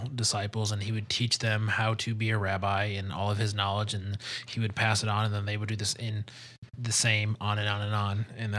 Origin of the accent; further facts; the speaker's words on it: Detroit, Michigan, United States; moved away; I'm from Detroit